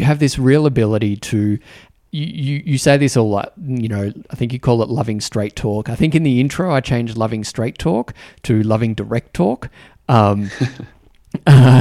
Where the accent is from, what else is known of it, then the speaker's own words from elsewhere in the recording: Australia; accent: Australian; moved away; also born or lived in New Zealand; speaking with an Australian accent